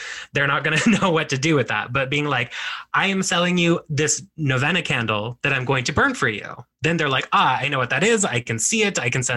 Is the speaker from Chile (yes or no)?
no; United States; as Mexican American people, we are both, you know, Mexican and we are American.